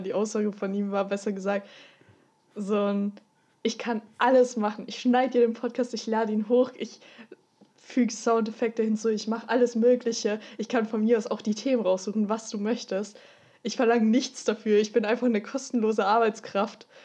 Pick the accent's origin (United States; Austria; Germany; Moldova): Austria; moved away; komme ursprünglich aus Österreich